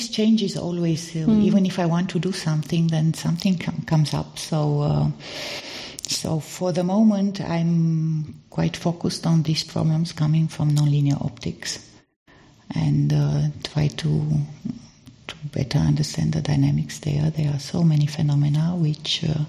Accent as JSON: {"language": "English", "country": "Romania", "first_language": "Romanian", "second_language": "English", "said": "So also from the language, because Romanian, I'm coming from Romania, and Romanian is also a Latin language, and I had to learn French in school."}